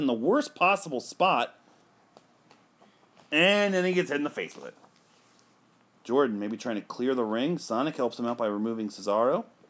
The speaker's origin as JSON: {"language": "English", "country": "United Kingdom", "said": "As a Brit, all I can say is yay, sports."}